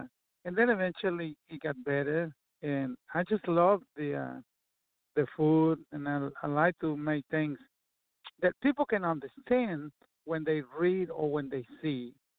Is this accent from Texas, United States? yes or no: yes; Texas, United States; I grew up in Texas, and I played music while I worked and did a bunch of other stuff along the way.